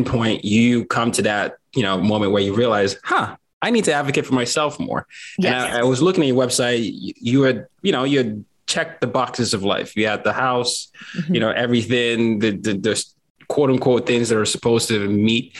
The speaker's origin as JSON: {"language": "English", "country": "Nigeria", "also_born_or_lived": "Lynchburg, Virginia", "moved": "yes", "lives_now": "United States", "said": "I'm from Nigeria"}